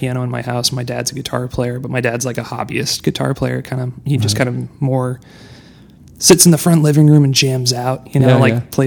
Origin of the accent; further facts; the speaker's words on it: Decatur, Illinois, United States; moved away as an adult; now in Brooklyn, United States; I'm from Decatur, Illinois, originally